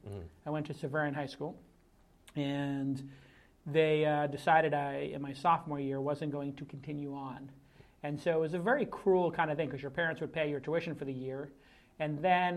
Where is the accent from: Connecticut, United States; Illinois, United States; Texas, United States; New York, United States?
New York, United States; New York City; Well, I was born in Bay Ridge, Brooklyn, which is pretty far out.